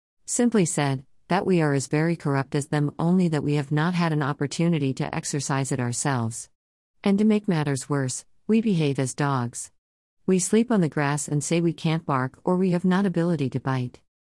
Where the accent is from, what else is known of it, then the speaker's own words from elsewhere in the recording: Kenya; inasmuch as we are from Kenya, let us be judged on the scales of personal integrity and dignity.